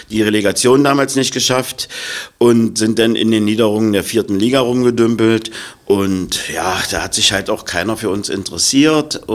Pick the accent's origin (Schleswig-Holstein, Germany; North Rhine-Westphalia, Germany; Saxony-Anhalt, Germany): Saxony-Anhalt, Germany; Magdeburg; Ich bin ja Magdeburger auch durch und durch, ja.